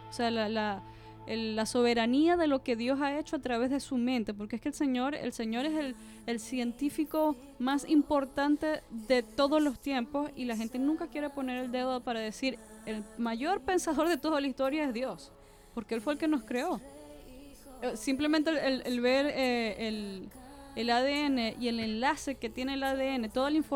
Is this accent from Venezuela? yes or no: yes; Venezuela; born there; Yo soy, yo soy venezolana. No, ahí es donde yo nací.